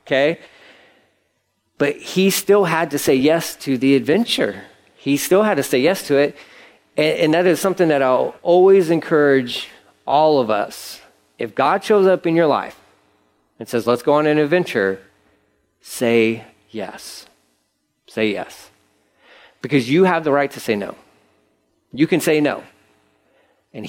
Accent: Angleton, Texas, United States; I grew up in Angleton. I know Angleton. Angleton's a small town

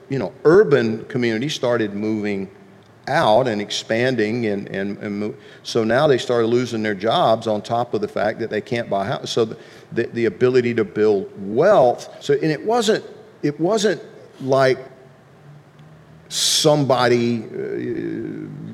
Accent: Deep South, United States; growing up in the Deep South

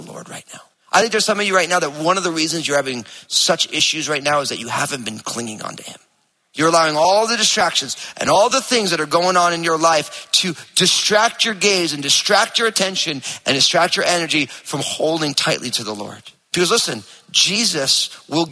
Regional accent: New Jersey, United States; I'm from New Jersey

